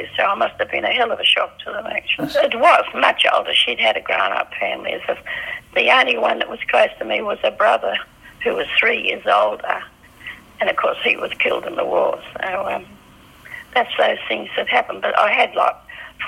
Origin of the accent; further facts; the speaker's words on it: Perth, Western Australia, Australia; I was born the 27th of March, 1924, in Western Australia, Victoria Park, Enfield Street, at 9:30 p.m. at home